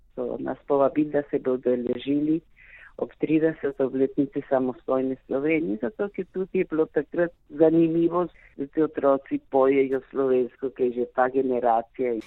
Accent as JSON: {"language": "Slovenian", "country": "Argentina", "tie": "born or raised there", "said": "Jaz se čutim slovenka, rojena v Argentini"}